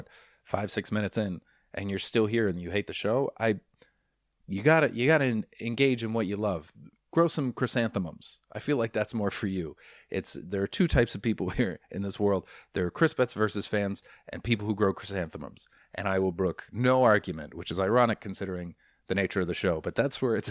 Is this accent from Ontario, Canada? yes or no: no; Vancouver, British Columbia, Canada; I'm from Vancouver